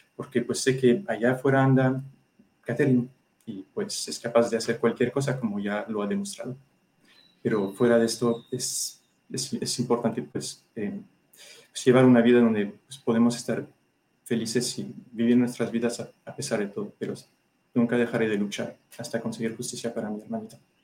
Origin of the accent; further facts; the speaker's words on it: France; now in Mexico; Soy ciudadano francés, pero tengo esposa e hijo mexicano, entonces, y mexicano de corazón, ya llevo casi más de la mitad de mi vida aquí